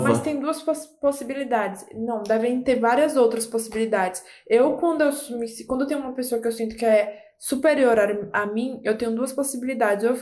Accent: Pernambuco, Brazil; now in São Paulo, Brazil; Eu vim de Pernambuco, eu me senti na superior, porque eu vim de Pernambuco.

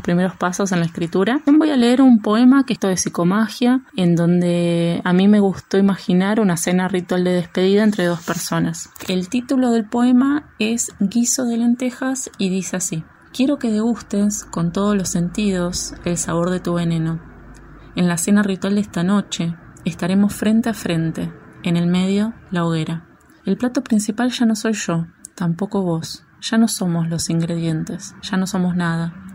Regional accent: Florencio Varela, Buenos Aires Province, Argentina; moved away as an adult; also born or lived in Barracas, Buenos Aires; now in Buenos Aires, Argentina; soy oriunda de Florencia Varela

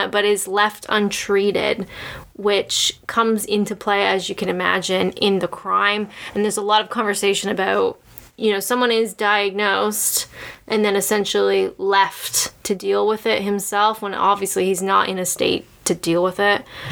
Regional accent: Canada; I'm Canadian

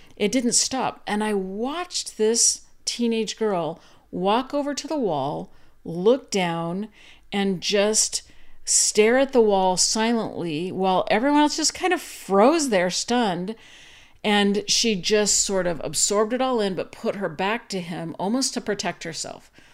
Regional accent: Arizona, United States; moved away as an adult; also born or lived in Utah / Virginia; I grew up in Arizona and then went to school in Utah

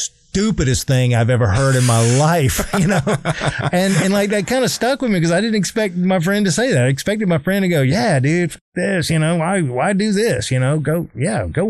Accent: South Carolina, United States; I hated growing up in South Carolina

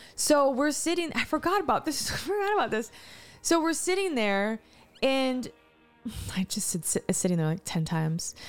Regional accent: East Texas, United States; I grew up in East Te-, East Texas

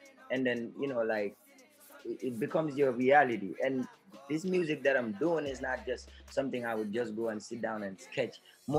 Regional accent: Brikama, West Coast Region, Gambia; I'm from Brikama

